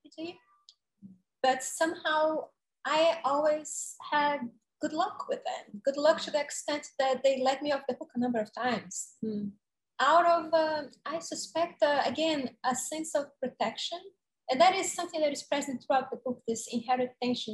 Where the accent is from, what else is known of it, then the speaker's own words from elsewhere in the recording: Salvador, Bahia, Brazil; now in New York City, United States; I came from my hometown, Salvador, to New York, and I stayed here the rest of my life.